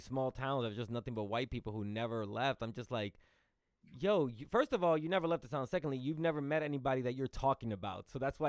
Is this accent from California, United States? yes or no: no; New York City, New York, United States; I grew up in New York City. That's where I moved to, because I grew up around so many different cultures and backgrounds and accents.